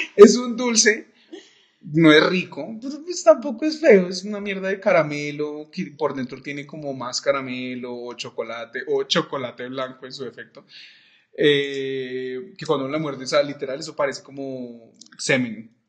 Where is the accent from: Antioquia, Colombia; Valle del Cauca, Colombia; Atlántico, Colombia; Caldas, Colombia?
Valle del Cauca, Colombia; Cali; como caleño del mundo